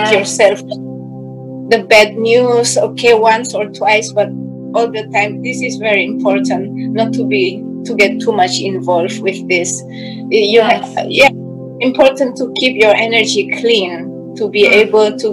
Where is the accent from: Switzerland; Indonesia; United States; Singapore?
Indonesia; now in Germany; I'm from Indonesia